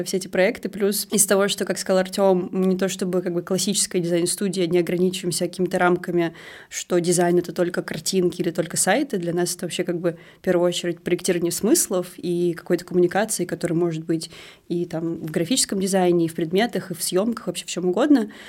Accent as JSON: {"language": "Russian", "region": "Moscow", "country": "Russia", "said": "мы просто москвичи"}